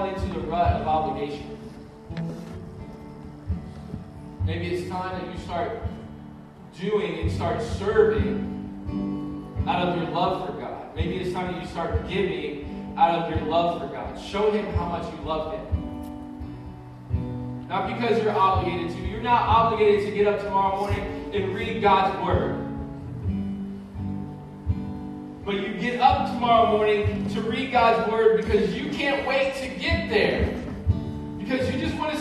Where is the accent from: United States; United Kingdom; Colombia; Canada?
United States; American Christians